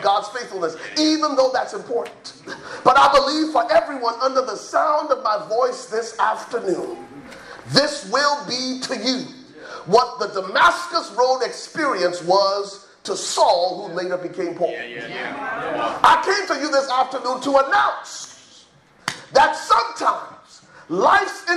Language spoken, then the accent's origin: English; Liberia; now in United States; I'm originally from Liberia, West Africa. So if you hear an accent come out, it's because I'm from Liberia